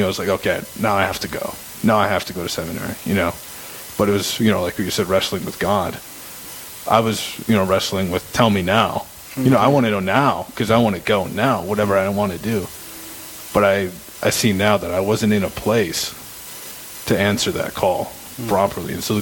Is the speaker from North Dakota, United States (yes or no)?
yes; Mandan, North Dakota, United States; I'm from Mandan, North Dakota